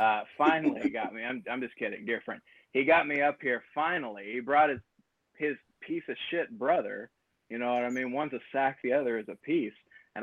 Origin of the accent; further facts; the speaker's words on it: Huntington, West Virginia, United States; I was born in Huntington, West Virginia.